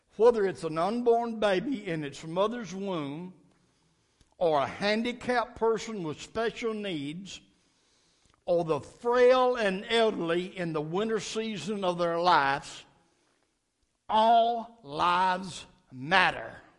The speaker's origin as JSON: {"language": "English", "town": "Nashville", "region": "Tennessee", "country": "United States", "tie": "born or raised there", "said": "I was raised up in Metro Nashville schools"}